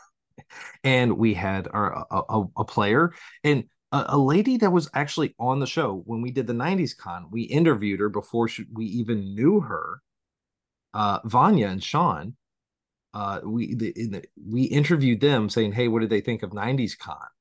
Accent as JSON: {"language": "English", "town": "Valparaiso", "region": "Indiana", "country": "United States", "tie": "born or raised there", "moved": "yes", "lives_now": "Southington, United States", "said": "my hometown of Valparaiso is the home of Orville Redenbacher popcorn"}